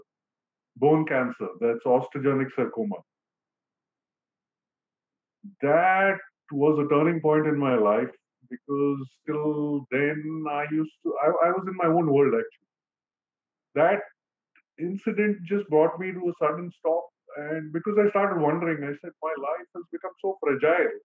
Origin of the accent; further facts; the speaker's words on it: Mumbai, Maharashtra, India; I'm from Bombay, India